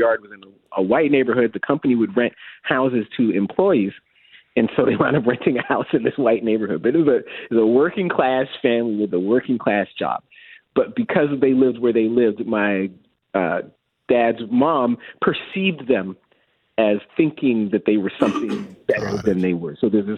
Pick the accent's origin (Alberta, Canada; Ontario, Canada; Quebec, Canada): Ontario, Canada; Mississauga; We grew up in Mississauga.